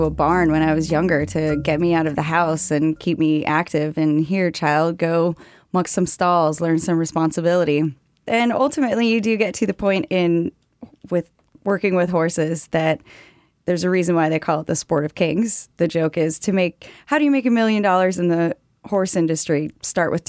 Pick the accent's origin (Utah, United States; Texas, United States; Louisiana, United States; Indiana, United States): Utah, United States; Park City; now in Washington, D.C., United States; I am from Park City, Utah, the home of Sundance Film Festival. But when I was growing up there, it was pretty small town